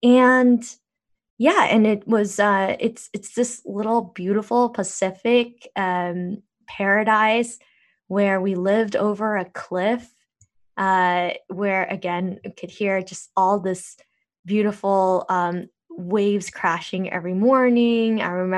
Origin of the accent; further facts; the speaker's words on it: Seoul, South Korea; So I was born in Korea.